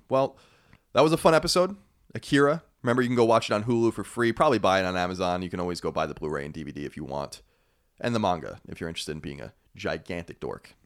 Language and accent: English; Long Island, New York, United States; I was born and raised in Long Island